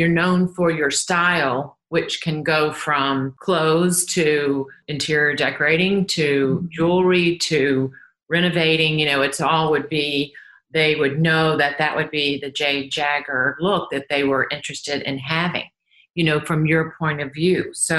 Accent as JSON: {"language": "English", "region": "New York", "country": "United States", "tie": "born or raised there", "said": "I think obviously I did come from that pop culture with Andy Warhol and growing up in New York and those halcyon days of the 70s"}